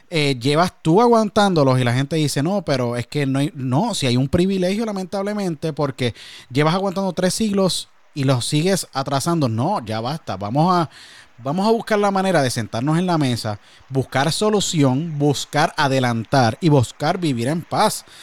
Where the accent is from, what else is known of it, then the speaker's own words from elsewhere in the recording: Puerto Rico; moved away; yo vengo de Puerto Rico igual